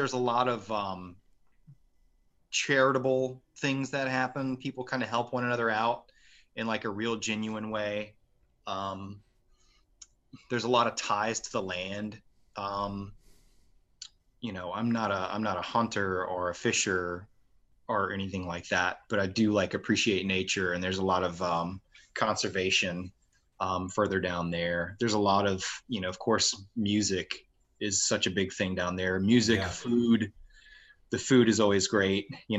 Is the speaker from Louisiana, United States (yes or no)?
yes; Marksville, Louisiana, United States; moved away as an adult; I was born in Marksville.